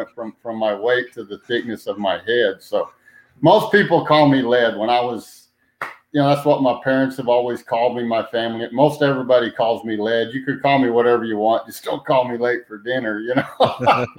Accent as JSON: {"language": "English", "town": "Roswell", "region": "New Mexico", "country": "United States", "tie": "born or raised there", "also_born_or_lived": "Hobbs, New Mexico / Clovis, New Mexico / Portales, New Mexico / Ruidoso, New Mexico"}